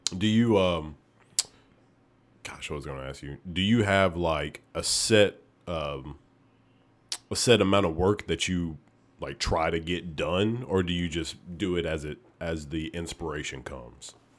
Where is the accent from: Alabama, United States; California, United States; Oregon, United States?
Alabama, United States; Oneonta; moved away as an adult; now in Memphis, United States; I'm actually from Oneonta, Alabama